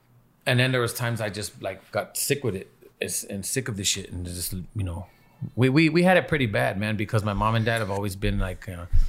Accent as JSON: {"language": "English", "town": "Los Angeles", "region": "California", "country": "United States", "tie": "born or raised there", "said": "You know, it's how it is life growing up in Echo Park, how it used to be."}